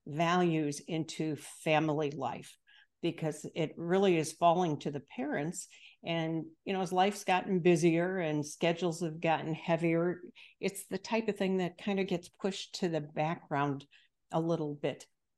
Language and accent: English; Chicago, Illinois, United States; I'm from the Midwest as well, the Chicago area